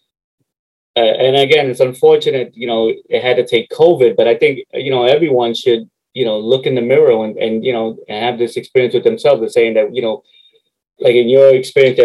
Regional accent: New York City, New York, United States; also born or lived in Harlem, New York / Queens, New York; I grew up in 174th and Southern Boulevard, mm-hmm. like right off Fairmont Avenue

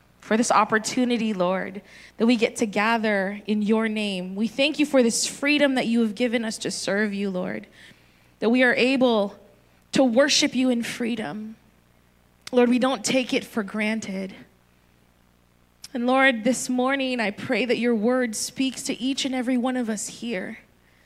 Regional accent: Northern Mariana Islands; also born or lived in Philippines; now in California, United States; I was born in the Philippines. When I was 6 years old, we moved to Saipan, so I was raised on the tiny island of Saipan

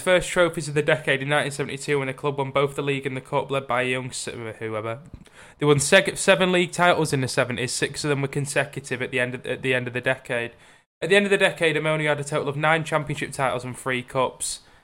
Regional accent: Barrow-in-Furness, North West England, United Kingdom; my hometown team, Barrow

